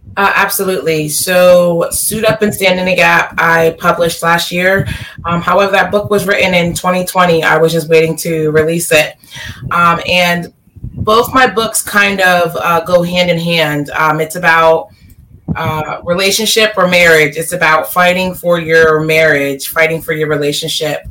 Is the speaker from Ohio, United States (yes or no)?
no; Delaware, United States; Born and raised in Delaware